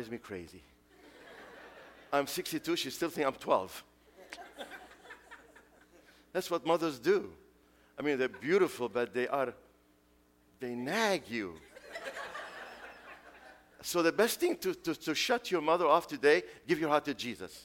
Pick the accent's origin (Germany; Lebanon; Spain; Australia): Lebanon; Beirut, Beirut Governorate; English is a second language; now in United States; I was 17. That's many years ago. Many, many years ago. When this brother missionary came to the streets of Beirut and invited me to go to Sunday school